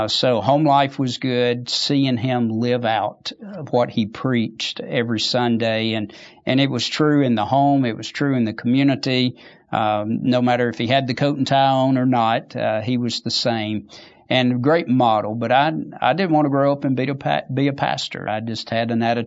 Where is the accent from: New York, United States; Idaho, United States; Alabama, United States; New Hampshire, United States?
Alabama, United States; Bay Minette; also born or lived in Monroe, Louisiana; I'm a native Alabamian. I was actually born in Monroe, Louisiana. My dad's a pastor, and very early age, we moved to Alabama, and so most of my life has been right here in Alabama.